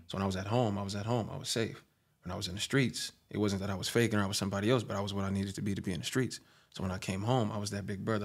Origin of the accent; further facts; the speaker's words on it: Long Beach, California, United States; also born or lived in Lakewood; Long Beach, my hometown, diverse, skateboards, vans, the beach, obviously